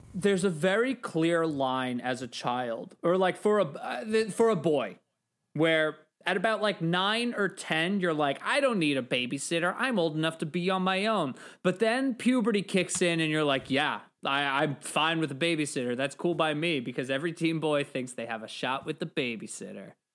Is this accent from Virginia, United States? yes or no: no; New York, United States; as a New Yorker